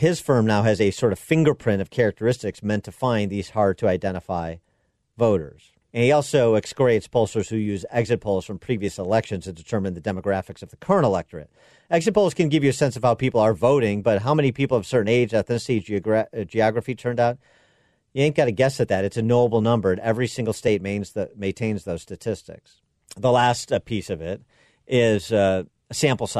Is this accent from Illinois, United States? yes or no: yes; Chicago, Illinois, United States; my hometown of Chicago